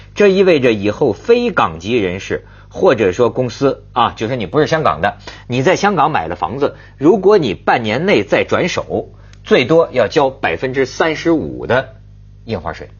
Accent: China; 我们大陆人

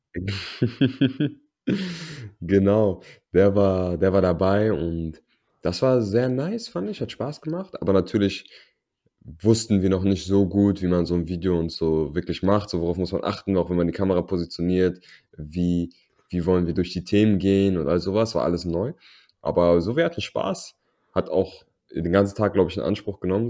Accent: Berlin, Germany; first language German; wir sind in Berlin groß geworden

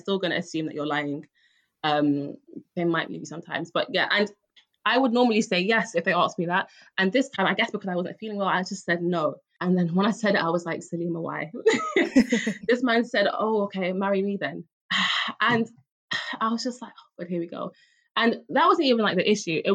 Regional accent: London, United Kingdom; I'm from Hackney

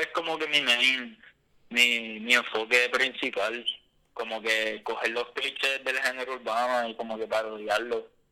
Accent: Puerto Rico; also born or lived in Boston; otro puertorriqueño común y corriente

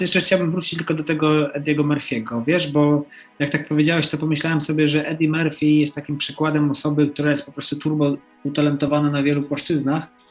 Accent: Poland; also born or lived in United States; się urodziłem w Polsce

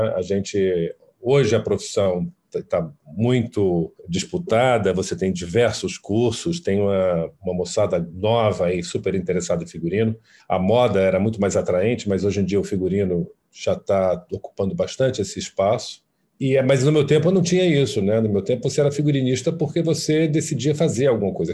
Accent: Fortaleza, Ceará, Brazil; moved away; sou do Ceará, sou de Fortaleza

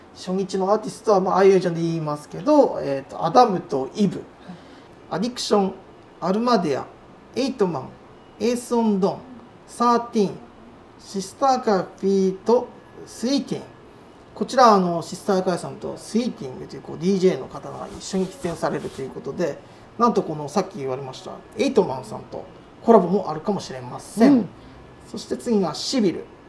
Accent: Ishikawa, Japan; born or raised there

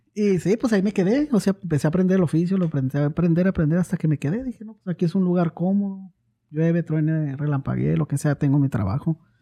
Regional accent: Ciudad Juárez, Chihuahua, Mexico; moved away as an adult; now in Oklahoma, United States; soy originario de Ciudad Juárez, Chihuahua. Ah, tengo radicando aquí en Oklahoma cerca de 20 años.

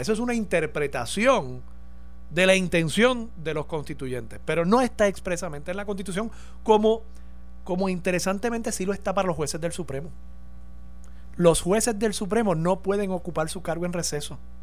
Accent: Puerto Rico; nosotros como puertorriqueños

